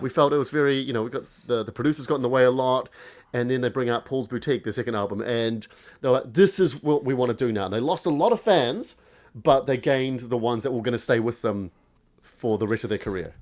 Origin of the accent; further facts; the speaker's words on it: Christchurch, Canterbury, New Zealand; my hometown, Christchurch